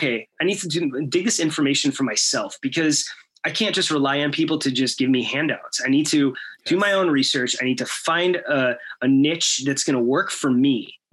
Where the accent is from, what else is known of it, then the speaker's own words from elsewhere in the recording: Chicago, Illinois, United States; I'm from Chicago